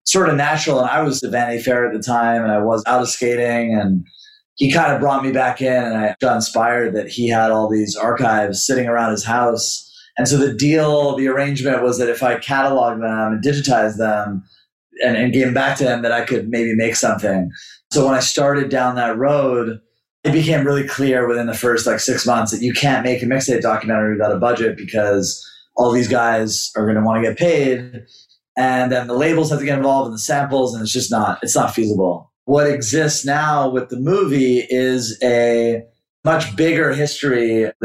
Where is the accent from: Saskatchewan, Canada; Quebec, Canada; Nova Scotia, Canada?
Quebec, Canada; Montreal; moved away; also born or lived in New York; When I grew up skating in Montreal